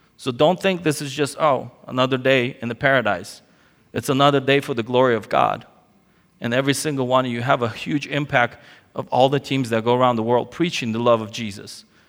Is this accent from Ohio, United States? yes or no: no; California, United States; moved away as an adult; also born or lived in Soviet Union; now in Ukraine; my parents fled the Soviet Union, uh, before it collapsed to California, and so I grew up in California.